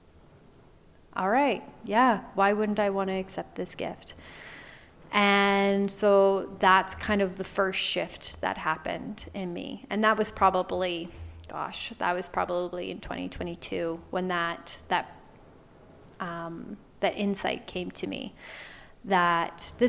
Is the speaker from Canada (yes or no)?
yes; Canada; moved away as an adult; I moved back home to my home province. I'm originally Canadian